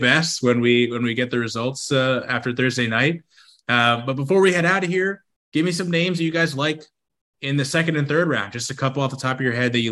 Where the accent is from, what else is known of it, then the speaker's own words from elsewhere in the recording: New York City, New York, United States; historically from Queens. So we're from Flushing